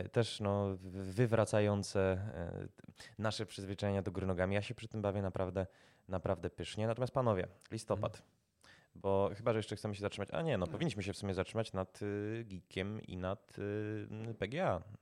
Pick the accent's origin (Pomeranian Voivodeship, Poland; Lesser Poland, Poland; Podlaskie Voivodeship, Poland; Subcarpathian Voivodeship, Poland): Lesser Poland, Poland; Kraków; sam jestem Krakus